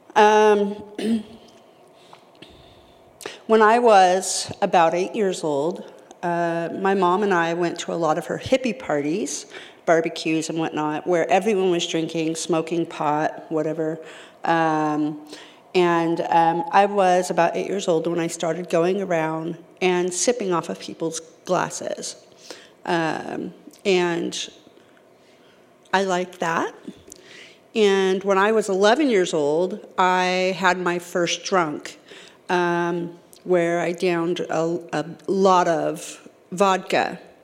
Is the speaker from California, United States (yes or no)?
yes; California, United States; moved away; I'm from California.